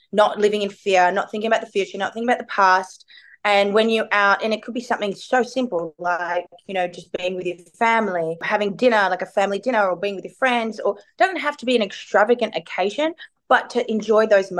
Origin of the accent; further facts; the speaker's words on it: Melbourne, Victoria, Australia; I'm from Melbourne